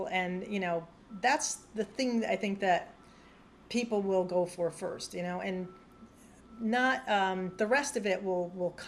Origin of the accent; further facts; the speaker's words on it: United States; I'm American, I'm a woman and I'm white.